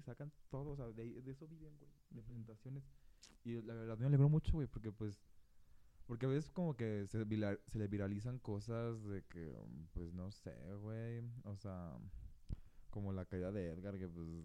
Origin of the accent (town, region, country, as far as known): Mexico